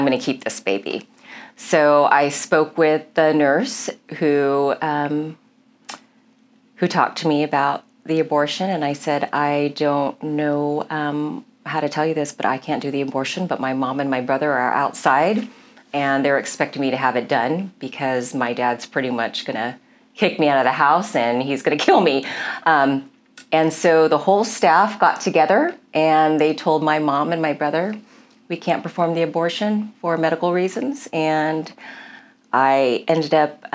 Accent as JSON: {"language": "English", "town": "Milpitas", "region": "California", "country": "United States", "tie": "born or raised there", "also_born_or_lived": "Daly City, California", "said": "I grew up in Milpitas, which was a very small town."}